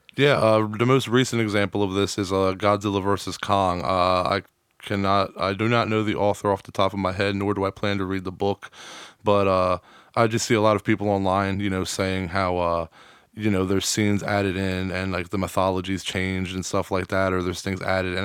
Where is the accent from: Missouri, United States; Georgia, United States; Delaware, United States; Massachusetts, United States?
Delaware, United States; New Castle; I'm from Newcastle